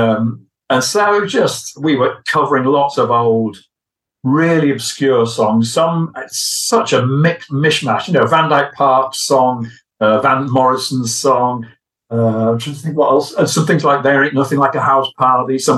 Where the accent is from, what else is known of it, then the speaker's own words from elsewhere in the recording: Hull, Yorkshire and the Humber, United Kingdom; also born or lived in Liverpool; now in Anglesey, United Kingdom; I'm from Hull on the East Coast originally